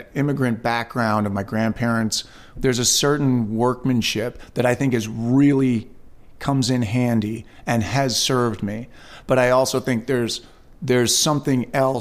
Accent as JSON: {"language": "English", "area": "Westchester County", "region": "New York", "country": "United States", "tie": "born or raised there", "said": "I was born and raised in Westchester County, New York"}